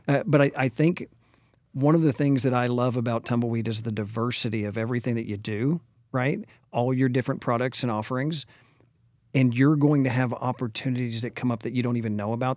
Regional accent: Dallas, Texas, United States; also born or lived in Austin, Texas; now in Frisco, United States; born and raised in Dallas, went to Lake Highlands High School

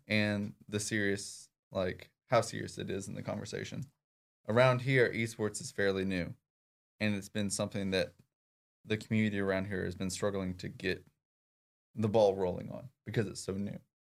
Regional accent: Clarendon, Arkansas, United States; my upbringing was a small town, uh, named Clarendon, Arkansas

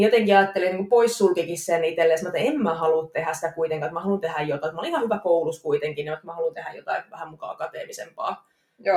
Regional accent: Jyväskylä, Central Finland, Finland; accent: Jyväskylä dialect; moved away as an adult; now in Tampere, Finland; Tampereella asustelen nykyään, Jyväskylästä on kotoisin

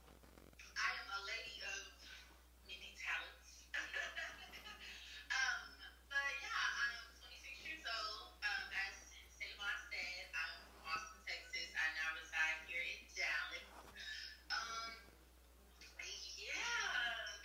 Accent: Austin, Texas, United States; we're from Austin. Both of us are from Austin

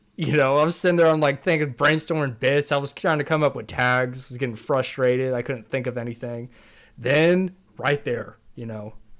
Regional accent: California, United States; born or raised there

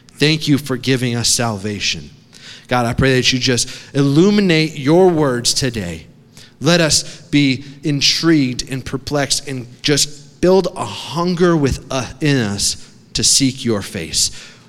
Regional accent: Connecticut, United States; also born or lived in Massachusetts / New York; Now, I grew up on the East Coast. It's cold water over there. I grew up in Connecticut, Massachusetts, New York.

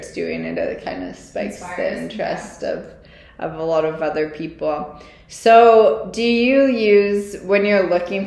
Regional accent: Olds, Alberta, Canada; I'm from Olds

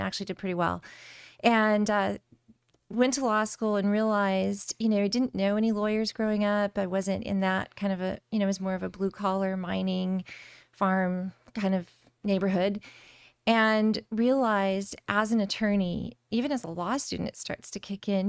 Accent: Eloy, Arizona, United States; I grew up in Arizona City in Eloy, Arizona. So, r- rural Arizona in Pinal County

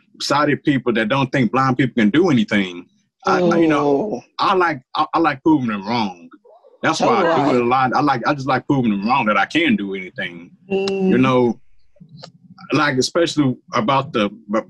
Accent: United States; I'm an American who happens to be Black. I'm an American first

